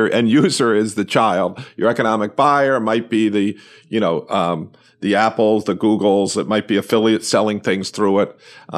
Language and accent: English; New York, United States; I'm a New Yorker.